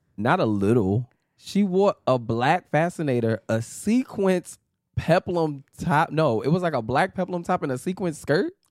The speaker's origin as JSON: {"language": "English", "town": "New York City", "region": "New York", "country": "United States", "tie": "born or raised there", "said": "a Harlem, New York native. Uh, yeah, born and raised in New York"}